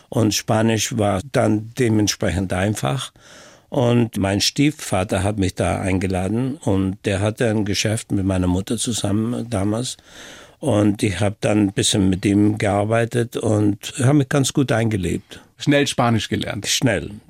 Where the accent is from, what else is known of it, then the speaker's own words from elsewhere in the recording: Brixen, Trentino-Alto Adige, Italy; Ich bin in Brixen in Südtirol aufgewachsen. Und in der Gegend gab es eine Brücke und die wurde dann von den Amerikanern natürlich zerstört. Und die ganze Stadt war zerstört.